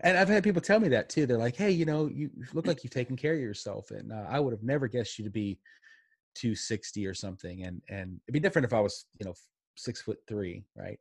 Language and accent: English; Pittsburgh, Pennsylvania, United States; I grew up in Pittsburgh, and my dad worked in a steel mill